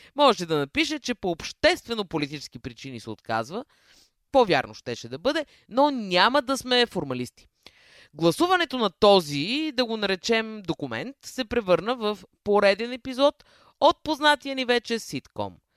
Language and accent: Bulgarian; Sofia, Sofia City, Bulgaria; Аз съм роден на пъпа на София и детството ми е минало на НДК